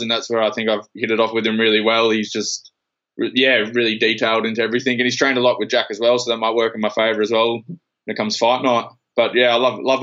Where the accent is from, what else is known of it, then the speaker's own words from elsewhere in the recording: Perth, Western Australia, Australia; moved away; also born or lived in Queensland; I'm originally from Perth and my family's over here and everything, so I've moved back to be close with my family